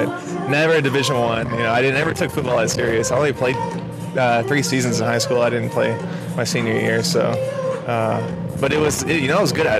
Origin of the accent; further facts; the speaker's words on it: Oklahoma, United States; growing up in Oklahoma